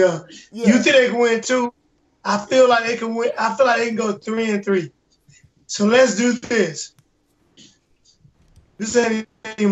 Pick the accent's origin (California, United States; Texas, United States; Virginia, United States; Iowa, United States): Virginia, United States; I'm from Virginia. I live in Virginia